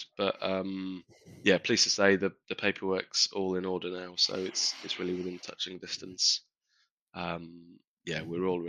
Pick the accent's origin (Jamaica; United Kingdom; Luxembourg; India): United Kingdom; Yorkshire and the Humber; moved away; also born or lived in Durham; I grew up in Yorkshire